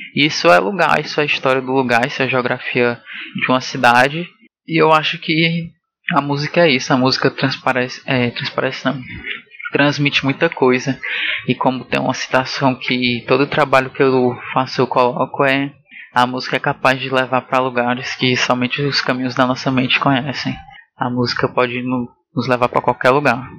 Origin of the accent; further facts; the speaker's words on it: Fortaleza, Ceará, Brazil; eu sou de Fortaleza